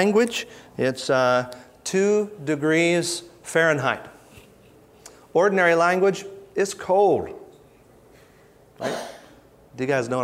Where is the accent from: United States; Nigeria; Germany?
United States; Midwest; I'm from the Midwest